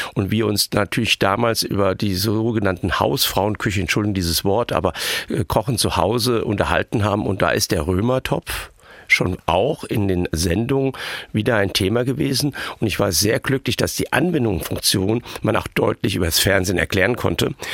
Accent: Hunsrück, Rhineland-Palatinate, Germany; moved away; Wenn Sie im Hunsrück groß werden, am Rande dieser Region und in den Milieus groß geworden bin, wo ich groß geworden bin

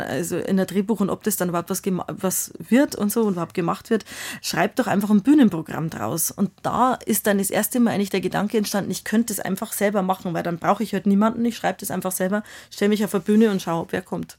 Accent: Bavaria, Germany; accent: Bavarian; first language Bavarian; also born or lived in Munich; ich war ja vom Land und ich habe vor allem Dingen bayerisch gesprochen und natürlich, ich habe Germanistik studiert, aber so meine Muttersprache war einfach immer das Bayerische

